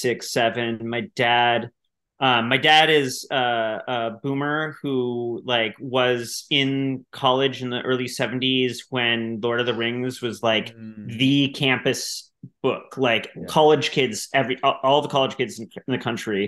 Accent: Minneapolis, Minnesota, United States; where I grew up in the Twin Cities

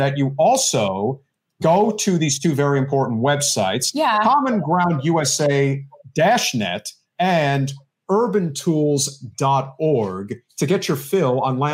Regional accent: New Jersey, United States; moved away as an adult; now in Florida, United States; I'm from New Jersey

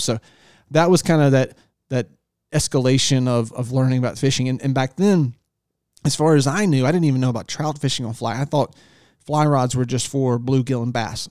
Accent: Northeastern North Carolina, United States; also born or lived in Virginia Beach, Virginia; I was born in Virginia Beach, and we moved to East, Northeastern North Carolina, uh, on the Chowon River in the Albemarle Sound when I was three years old

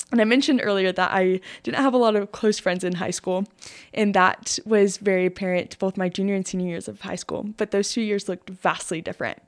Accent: Shallowater, Texas, United States; I grew up in Shalawather. My whole life

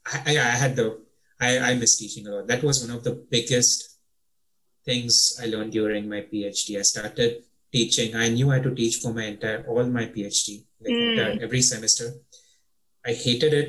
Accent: Mumbai, Maharashtra, India; first language English; moved away as an adult; In Indian Bombay schools, English is still your first language. So right. You're taught in English from first grade. While growing up, I spoke with my mom in English

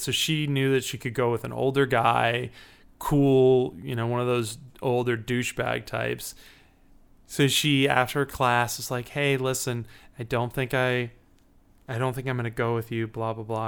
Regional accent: Chicago, Illinois, United States; I'm from Chicago, Illinois

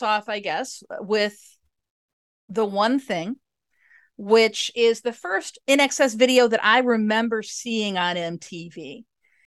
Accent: Chicago suburbs, Illinois, United States; I'm in Chicago. Grew up in the suburbs

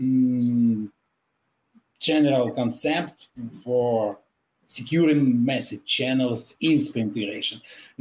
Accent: Kharkiv, Kharkiv Oblast, Ukraine; I am from Kharkiv

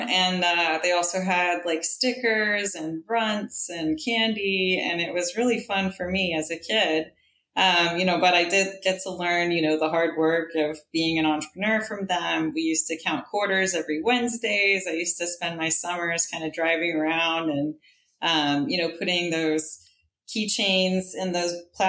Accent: Texas, United States; also born or lived in Middle East; So I was born in the Middle East right before the Gulf War. My parents were professionals in the Middle East. My dad's from the UK. My mom's from Syria. And we moved around a lot when I was a kid and ended up moving to Texas

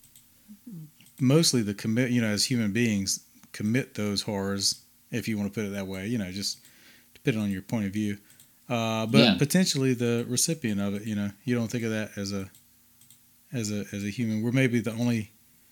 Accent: Wilson, North Carolina, United States; I grew up in Wilson, North Carolina, there was nothing that pretty around

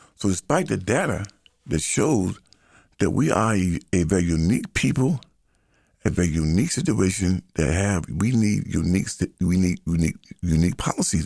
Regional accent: United States; So I am an American. I'm an American. I am of African ancestry

